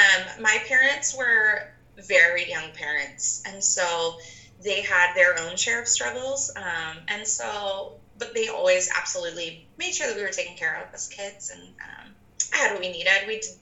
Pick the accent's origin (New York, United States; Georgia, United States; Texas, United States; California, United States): California, United States; Fountain Valley; born there; I was actually born in Southern California. In a little town called, I was born in Fountain Valley. So it's right near Garden Grove in Orange County.